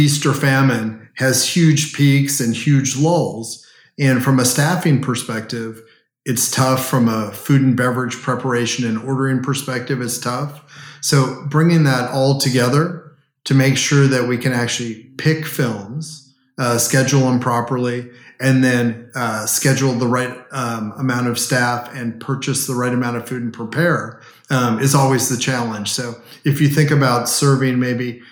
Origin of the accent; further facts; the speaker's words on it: Southern California, United States; moved away as an adult; also born or lived in Washington, D.C.; now in Dallas, United States; Southern California, where I grew up